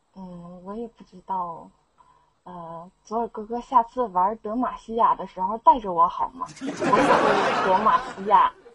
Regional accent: Heilongjiang, China; 黑龙江的

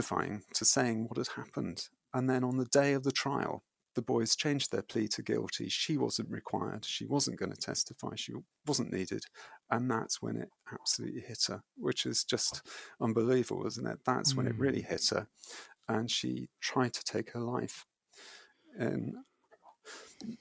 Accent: United Kingdom; I approached them as a British runner navigating trauma

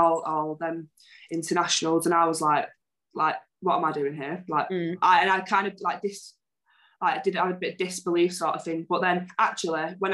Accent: Manchester, North West England, United Kingdom; I'm from Manchester

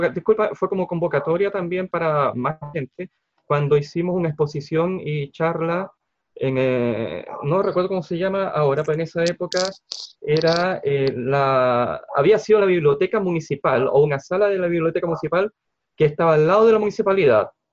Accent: Concepción, Biobío, Chile; Soy de Concepción

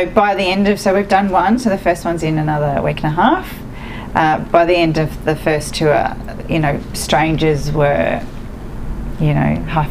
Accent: Melbourne, Victoria, Australia; also born or lived in Edithvale; I grew up in East Bentley and now live in Moorabbin.

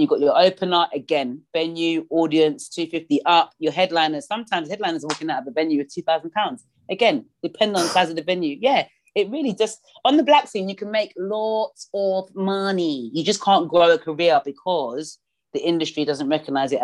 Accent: London, United Kingdom; I'm from South London

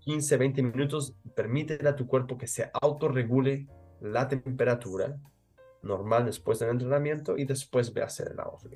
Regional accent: Mexico; como diríamos en México, yo soy mexicano

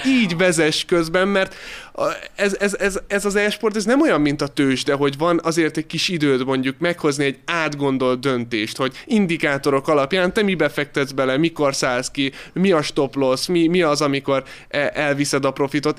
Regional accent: Hungary; hatan vagyunk magyarok

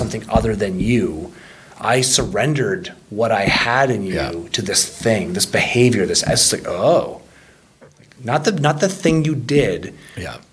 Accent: Ontario, Canada; moved away; Growing up in Ontario

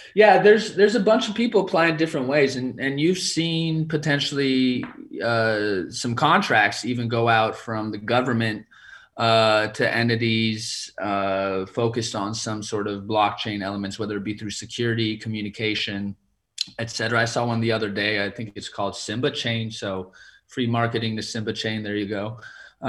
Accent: California, United States; I'm originally from California

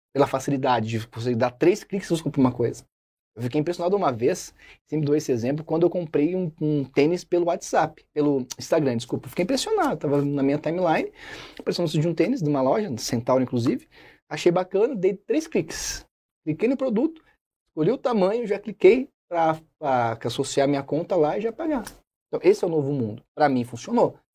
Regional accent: Osasco, São Paulo, Brazil; now in Curitiba, Brazil; sou de Osasco, capital mundial do cachorro quente.

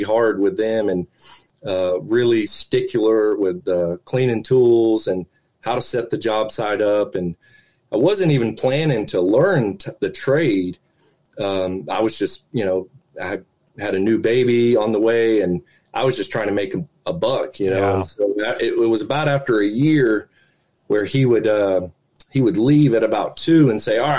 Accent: Central Florida, United States; I was born and raised here in Central Florida.

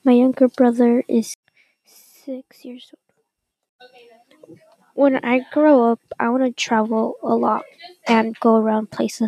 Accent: Wichita Falls, Texas, United States; born or raised there

